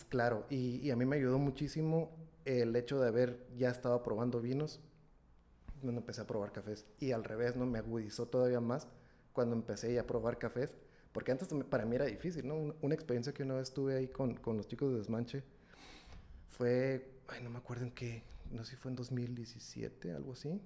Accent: Ensenada, Baja California, Mexico; moved away as an adult; now in Monterrey, Mexico; yo soy originario de Ensenada, Baja California, de por allá de, aquel rumbo del noroeste, ¿no? Entonces, eh, migré para acá en 2000, 2009, tengo aquí ya, ya voy para 12 años aquí en, Monterrey

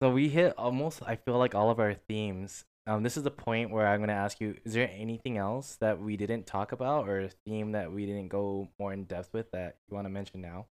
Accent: United States; I'm an American

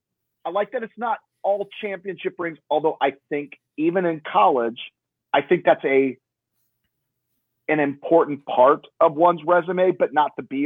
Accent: Iowa, United States; I'm from Iowa.

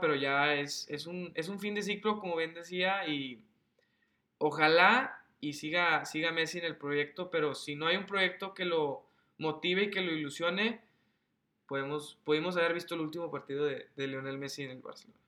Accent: Mexico; como mexicano

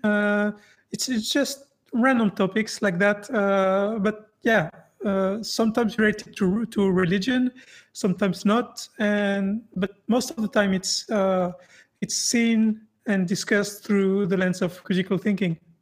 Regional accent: France; I grew up in France, and France is a very, very secular country.

